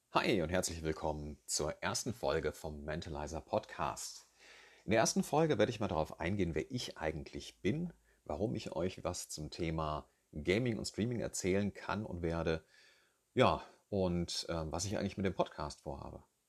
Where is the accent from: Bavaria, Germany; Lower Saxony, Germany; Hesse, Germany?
Hesse, Germany; Rhine-Main area; ich komme hier aus dem Rhein-Main-Gebiet